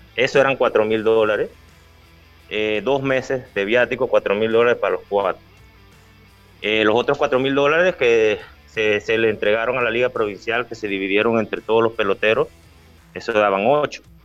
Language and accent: Spanish; Los Santos, Panama; esa es la provincia donde yo, donde yo nací, donde yo jugué, la que me dio mi nombre